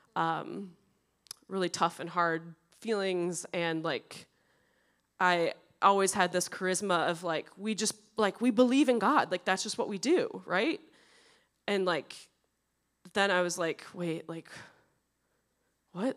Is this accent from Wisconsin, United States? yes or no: yes; Prescott, Wisconsin, United States; now in Edina, United States; I grew up in Prescott, Wisconsin.